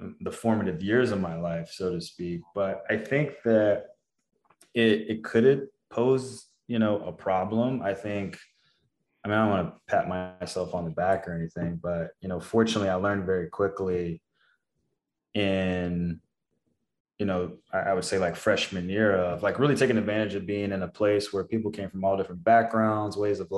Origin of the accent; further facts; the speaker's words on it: Texas, United States; I was from Texas